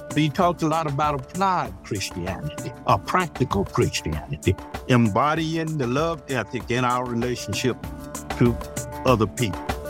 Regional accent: the South, United States; When I grew up in the South

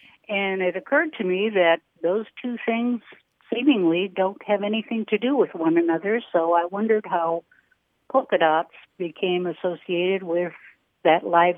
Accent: Wisconsin, United States; I grew up in Wisconsin

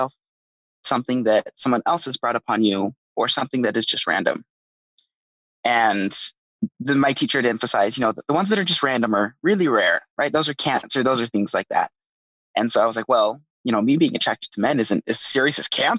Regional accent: Draper, Utah, United States; I grew up in Draper, Utah.

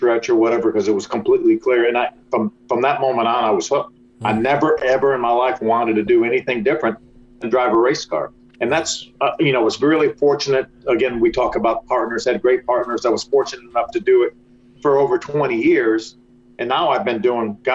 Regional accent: Detroit, Michigan, United States; where I grew up in Detroit

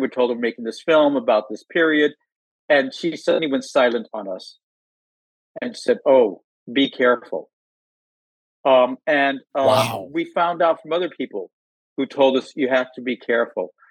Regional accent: outside of Los Angeles, Southern California, United States; I grew up in, in Southern California, outside of Los Angeles

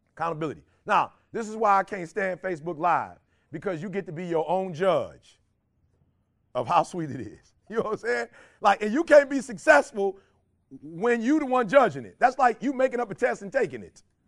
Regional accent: Detroit, Michigan, United States; I'm from Detroit

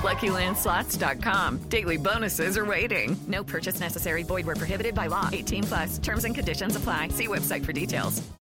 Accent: Greenwich, Connecticut, United States; I was born in Greenwich, Connecticut

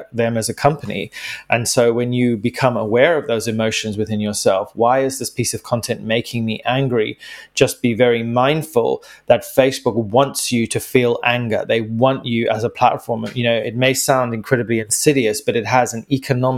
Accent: Zimbabwe; my home country of Zimbabwe

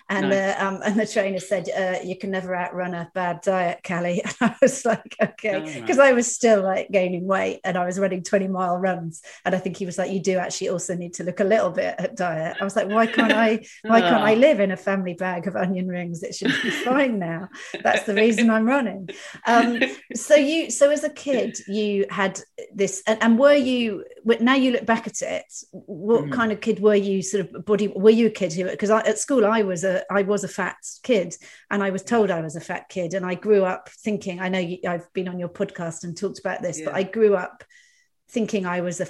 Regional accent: Dorset, South West England, United Kingdom; I'm a Dorset girl as well.

